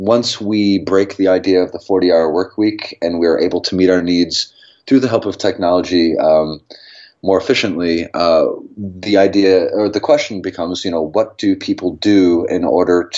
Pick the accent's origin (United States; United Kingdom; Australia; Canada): United States; New York City, New York; moved away; I'm from New York City